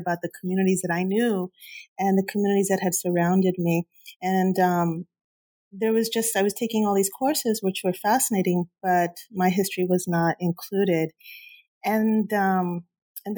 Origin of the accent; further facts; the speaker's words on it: Huntington Park, California, United States; I grew up in Southeast LA, Huntington Park, California, Cuban parents